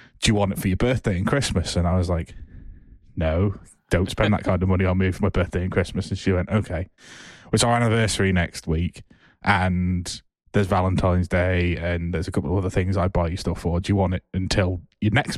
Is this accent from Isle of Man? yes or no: yes; Isle of Man; I was from the Isle of Man.